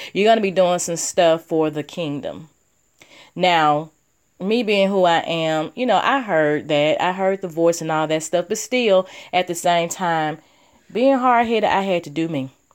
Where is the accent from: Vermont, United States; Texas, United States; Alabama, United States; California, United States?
Alabama, United States; I'm this girl from Alabama